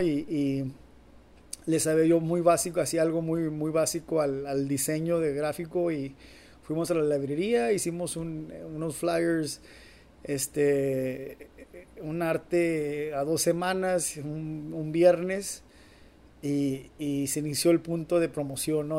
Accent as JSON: {"language": "Spanish", "region": "Durango", "country": "Mexico", "moved": "yes", "lives_now": "Los Angeles, United States", "said": "donde yo soy de Durango"}